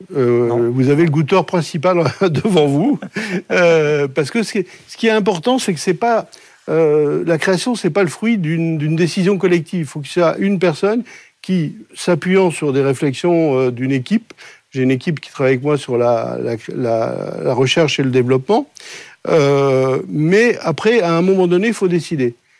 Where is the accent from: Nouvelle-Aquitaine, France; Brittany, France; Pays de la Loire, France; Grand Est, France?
Grand Est, France; Colmar; moved away; je suis né donc à Colmar, dans une famille dont je suis la quatrième génération de boulanger-pâtissier